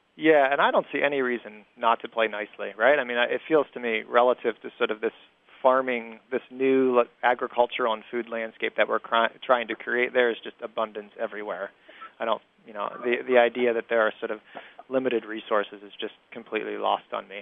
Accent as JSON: {"language": "English", "region": "Ohio", "country": "United States", "tie": "born or raised there", "also_born_or_lived": "Europe", "moved": "yes", "lives_now": "Indianapolis, United States", "said": "I grew up in Ohio"}